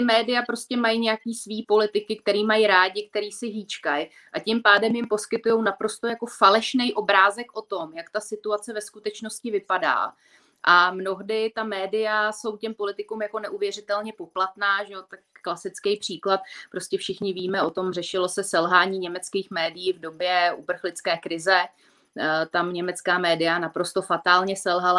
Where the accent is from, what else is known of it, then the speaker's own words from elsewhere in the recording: Czechia; my Češi